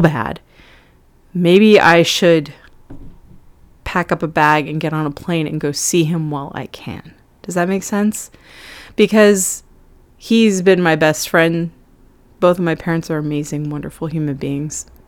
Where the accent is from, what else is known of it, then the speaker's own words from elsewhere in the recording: California, United States; now in New York City, United States; I'm originally from California, which is very far away from New York City